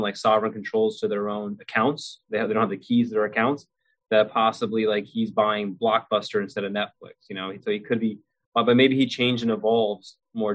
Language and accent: English; United States; I grew up in America